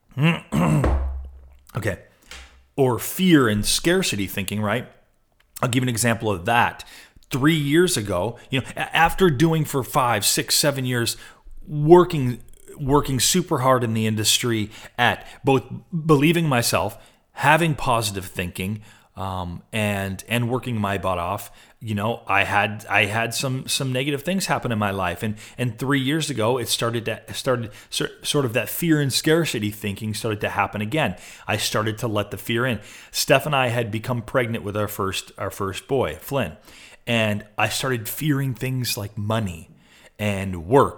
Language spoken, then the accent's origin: English; Rochester, New York, United States; also born or lived in Buffalo, New York; I grew up in Rochester, New York, spent a lot of time in Buffalo, New York.